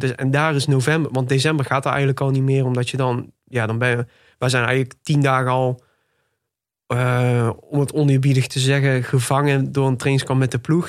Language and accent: Dutch; Tilburg, North Brabant, Netherlands; ik ben geboren en getogen in Tilburg. Nog steeds woonachtig ook